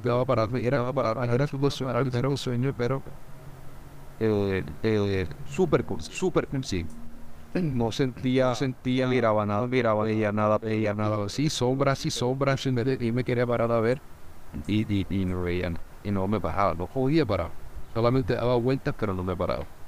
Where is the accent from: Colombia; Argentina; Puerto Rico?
Colombia; Montería, Córdoba; soy de Montería, de Montería he vivido, viví